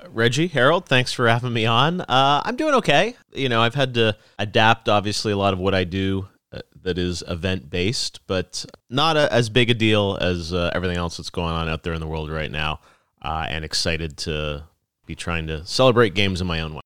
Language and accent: English; Toronto, Ontario, Canada; moved away as an adult; also born or lived in Los Angeles; I moved from Toronto down to Los Angeles for college